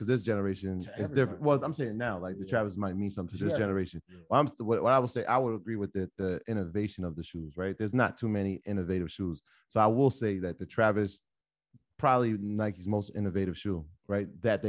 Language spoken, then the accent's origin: English; Jamaica; I didn't have any Ewings being Jamaican.